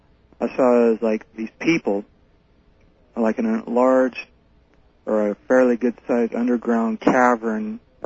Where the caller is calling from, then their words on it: Fresno, California, United States; I'm calling from Fresno, California